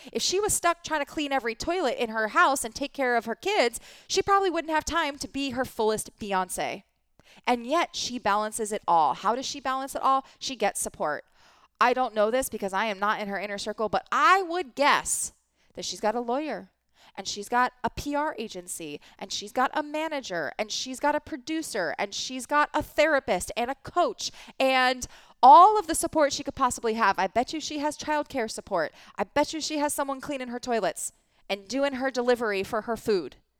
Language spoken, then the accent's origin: English; East Coast, United States; I grew up in the East Coast